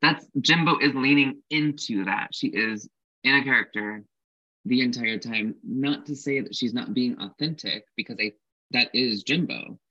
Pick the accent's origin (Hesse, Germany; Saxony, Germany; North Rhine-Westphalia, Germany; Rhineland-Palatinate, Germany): Hesse, Germany; Frankfurt; I mean, I escaped the racist homophobic bullies in my hometown of Frankfurt, but then I went to like big city